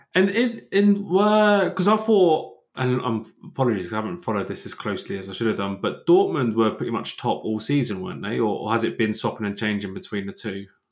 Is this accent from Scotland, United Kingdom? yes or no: no; Dunstable, East of England, United Kingdom; I grew up in Dunstable